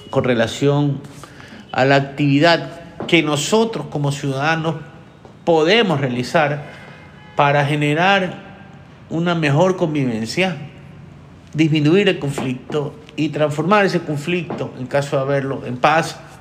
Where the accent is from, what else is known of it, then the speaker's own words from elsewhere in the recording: Ecuador; yo soy ecuatoriano